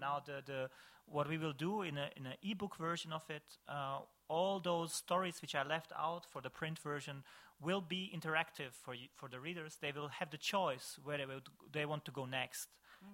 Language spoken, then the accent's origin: English; Višegrad, Republika Srpska, Bosnia & Herzegovina; Visegrad, in my hometown